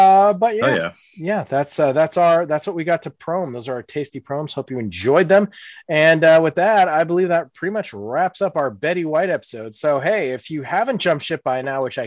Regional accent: Tallahassee, Florida, United States; I'm actually from Tallahassee

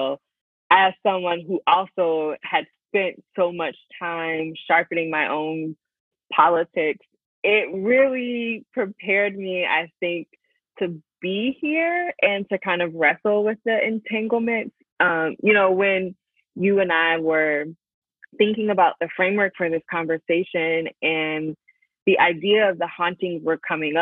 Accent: Hampton, Virginia, United States; moved away as an adult; growing up in the Hampton Roads

